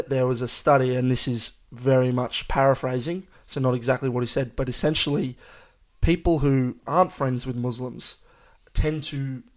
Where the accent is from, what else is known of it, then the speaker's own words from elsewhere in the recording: Australia; we're both Australian, we're both born here